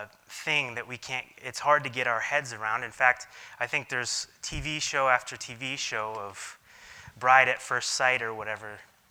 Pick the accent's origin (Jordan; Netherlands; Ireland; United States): Jordan; When I grew up in Jordan, I have this memory of looking out the back window of our house and then seeing two or three shepherds standing next to each other